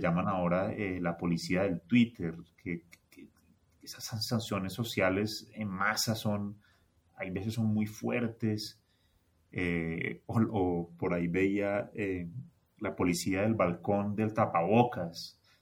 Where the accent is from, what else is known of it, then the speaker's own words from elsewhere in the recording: Colombia; also born or lived in Bogotá; yo soy colombiano